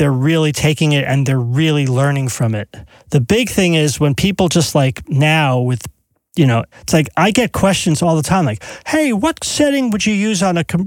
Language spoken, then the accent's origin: English; East Brunswick, New Jersey, United States; two blocks from my house growing up in East Brunswick